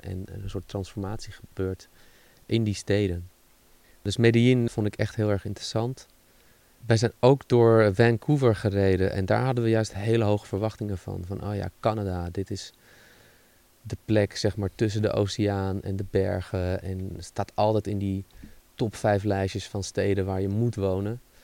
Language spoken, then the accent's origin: Dutch; Netherlands